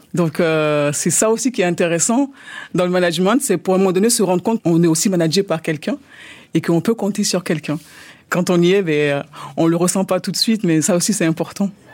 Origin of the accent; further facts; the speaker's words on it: France; je suis française d'origine ivoirienne